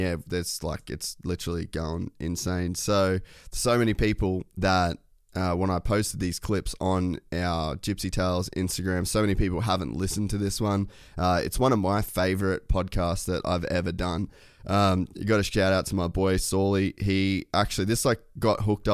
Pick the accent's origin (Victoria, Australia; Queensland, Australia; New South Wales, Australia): Queensland, Australia; Cairns; I grew up in Cairns, a world away from all this